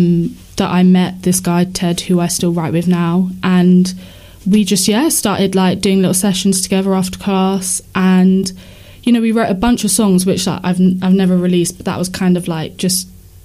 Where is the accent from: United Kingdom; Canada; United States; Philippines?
United Kingdom; Chichester, South East England; also born or lived in Wood Green, London; now in London, United Kingdom; So I'm currently based in Wood Green. But yeah, grew up in Chichester, which is like between Portsmouth and Brighton.